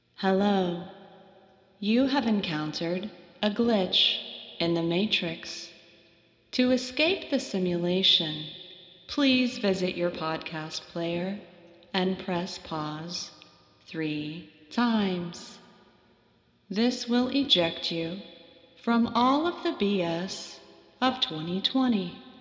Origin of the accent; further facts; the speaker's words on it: Arkansas, United States; I grew up in Arkansas.